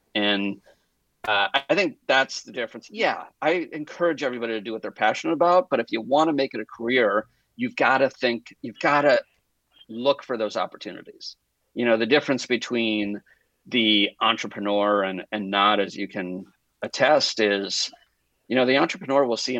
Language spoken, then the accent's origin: English; Connecticut, United States; also born or lived in Boston; now in Los Angeles, United States; I live in Los Angeles, California, in case there's another Los Angeles out there. I grew up in Connecticut and Boston, New York, in the Northeast. And my whole family's back there.